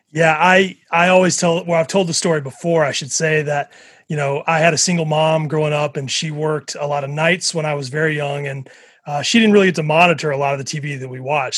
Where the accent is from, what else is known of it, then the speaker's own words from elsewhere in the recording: Mississippi, United States; I grew up in Mississippi